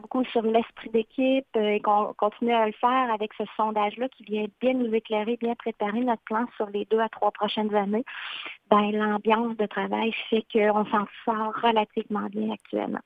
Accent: Shawinigan, Quebec, Canada; moved away as an adult; also born or lived in Mauricie/Maskinongé (Le Baluchon); originaire de Shawinigan, très fière aussi de mon patelin

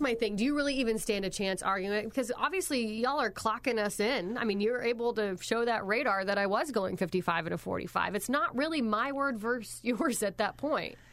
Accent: Pennsylvania, United States; moved away; also born or lived in Indiana / Ohio; I'm originally from Pennsylvania

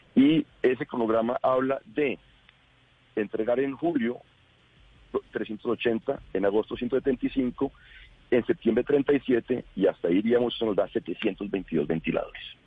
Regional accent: Bogotá, Colombia; yo soy bogotano, quiero Bogotá

